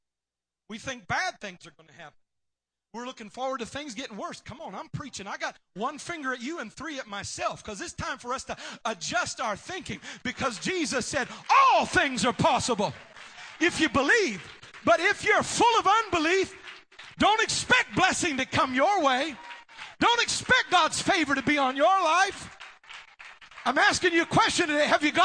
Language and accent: English; Tennessee, United States; I'm from Tennessee.